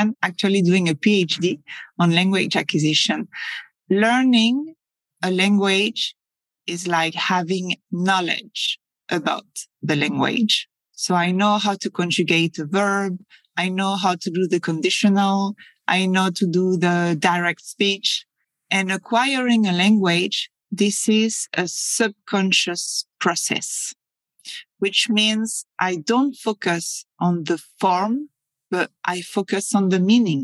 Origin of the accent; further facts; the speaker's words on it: Paris, Île-de-France, France; English is a second language; moved away as an adult; also born or lived in Scotland; now in Spain; I'm French. I come from Paris.